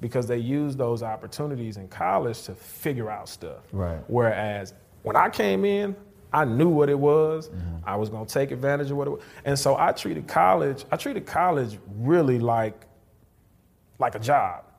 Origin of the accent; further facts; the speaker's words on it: Houston, Texas, United States; moved away as an adult; now in North Texas, United States; I'm originally from Houston.